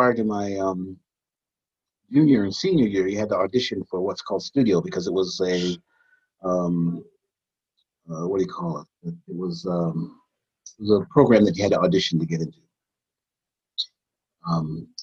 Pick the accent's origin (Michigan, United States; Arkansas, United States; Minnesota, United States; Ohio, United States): Ohio, United States; Cleveland; I grew up in Cleveland, Ohio